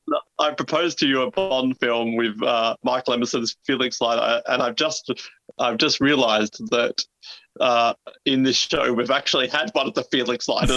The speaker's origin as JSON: {"language": "English", "country": "Australia", "accent": "Australian"}